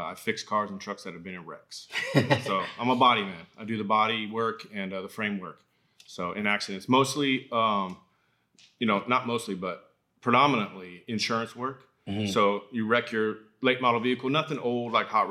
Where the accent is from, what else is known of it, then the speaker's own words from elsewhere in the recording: Folsom, California, United States; also born or lived in Auburn; I was born in Auburn. I was raised in Folsom, like Old Town Folsom